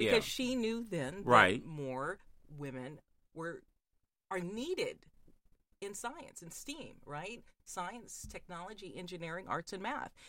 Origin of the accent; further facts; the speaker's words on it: Fort Bragg, North Carolina, United States; I grew up around Fort Bragg, North Carolina, which, if you, that's close to Pope